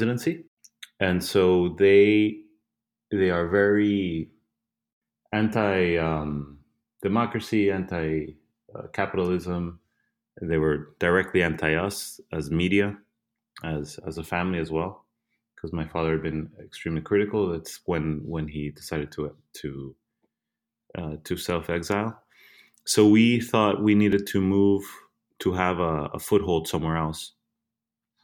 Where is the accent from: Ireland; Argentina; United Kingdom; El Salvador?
El Salvador; moved away